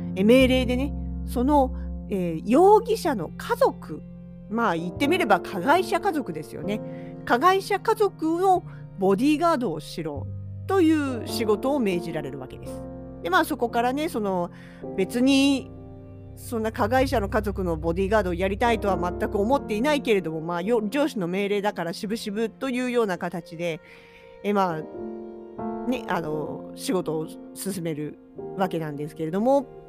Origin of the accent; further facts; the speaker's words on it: Hokkaido, Japan; 同じ北海道民として